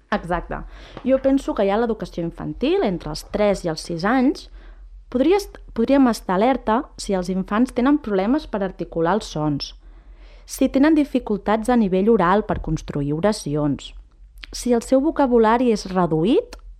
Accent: La Garriga, Catalonia, Spain; sóc nascuda i criada aquí a la Garriga

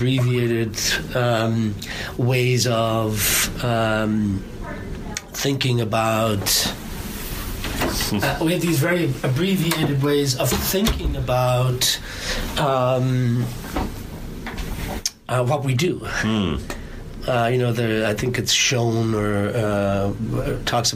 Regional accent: Ireland; I'm Irish

